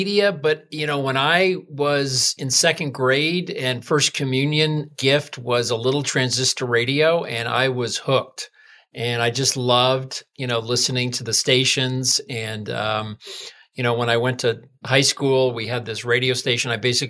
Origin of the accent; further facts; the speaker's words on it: Massachusetts, United States; I interned in Boston radio at a news talk station where I went to high school